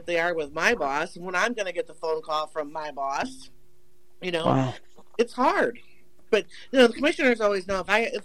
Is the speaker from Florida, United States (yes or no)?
no; Portage, Indiana, United States; I live in Portage, born and raised in Portage.